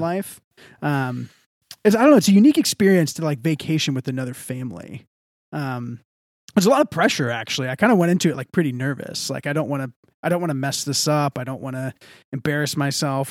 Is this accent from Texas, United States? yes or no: yes; Texas, United States; I'm from the South. I'm from Texas